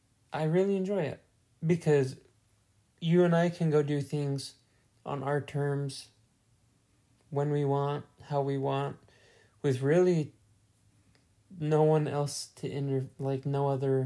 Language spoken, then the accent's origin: English; Utah, United States; moved away; we're from Utah, which is like West Coast